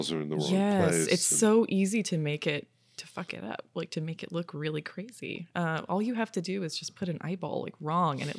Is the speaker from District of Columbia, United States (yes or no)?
no; Florida, United States; and also just like growing up in Florida, like there's tons of taxidermy around all the time.